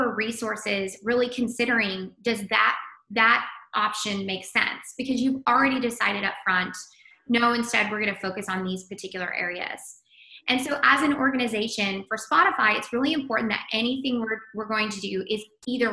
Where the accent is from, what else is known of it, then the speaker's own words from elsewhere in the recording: the Midland, Odessa area, West Texas, United States; moved away as an adult; also born or lived in Washington, D.C.; I'm a native Texan. So it's always a pleasure to be talking to a fellow Texan. I grew up in West Texas, the Midland, Odessa area, moved to DC to work in politics